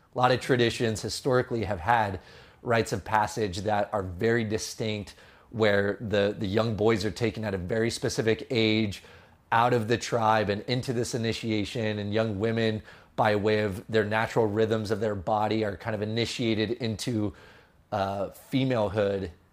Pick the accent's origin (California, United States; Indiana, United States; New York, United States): California, United States; San Jose; also born or lived in Los Angeles; now in Sonoma County, United States; I grew up in San Jose originally.